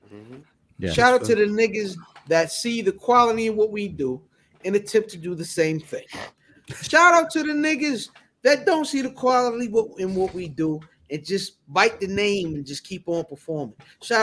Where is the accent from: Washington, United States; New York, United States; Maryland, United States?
Maryland, United States; Severn; I'm an old fam 79. I'm from Severn.